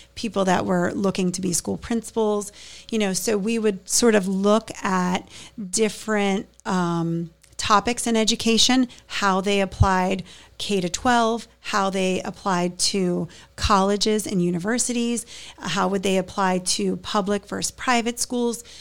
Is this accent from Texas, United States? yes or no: no; Pittsburgh, Pennsylvania, United States; now in Hammonton, United States; I'm from Pittsburgh